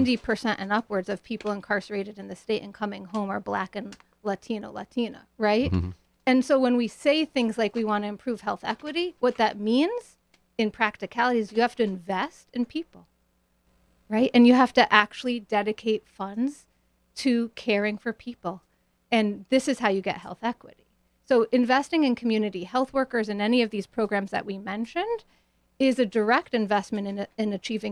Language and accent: English; New Haven, Connecticut, United States; also born or lived in Boston; I grew up in New Haven, partly. And then in Boston.